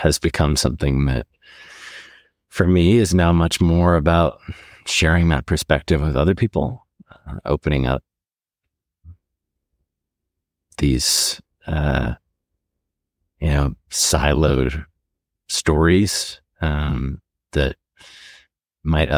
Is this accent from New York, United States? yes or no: no; Montana, United States; I grew up here in Montana